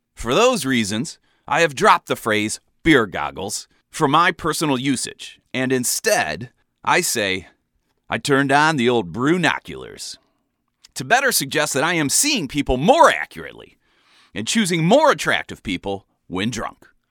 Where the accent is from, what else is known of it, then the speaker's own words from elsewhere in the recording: Ohio, United States; moved away as an adult; now in Chicago, United States; I was from Ohio originally, but had been in Chicago for a couple of years